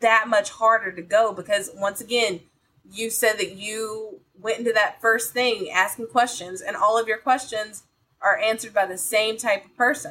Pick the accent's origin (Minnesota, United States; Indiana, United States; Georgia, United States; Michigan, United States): Georgia, United States; Columbus; I'm from Columbus, Georgia, and they always had the Tuskegee Morehouse game there